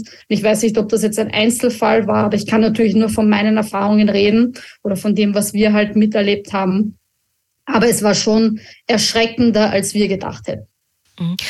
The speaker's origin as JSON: {"language": "German", "country": "Austria", "said": "uns als Österreicher"}